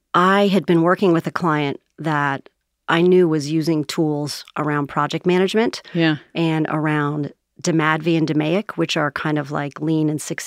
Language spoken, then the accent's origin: English; Rumson, New Jersey, United States; born there; Well, I was born in Rumson, New Jersey, but I moved around a lot. My dad was in the Navy.